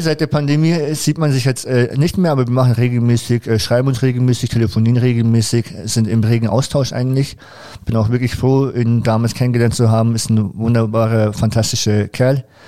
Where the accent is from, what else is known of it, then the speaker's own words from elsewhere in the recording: Nuremberg, Bavaria, Germany; ich komme auch aus Nürnberg